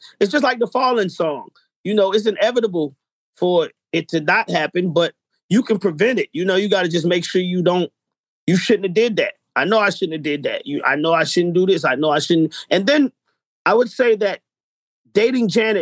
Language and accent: English; Atlanta, Georgia, United States; we come from Atlanta